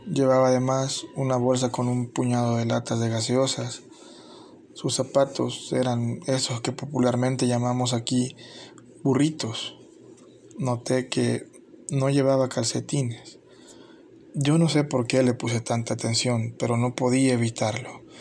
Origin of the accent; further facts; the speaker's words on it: El Salvador; Es la descripción que como salvadoreño hago de un momento que me impactó.